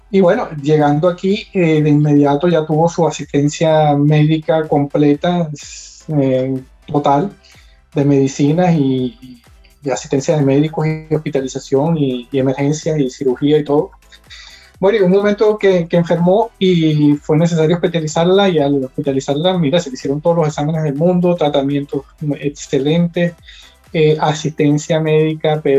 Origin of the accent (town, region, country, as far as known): Venezuela; moved away as an adult; now in Spain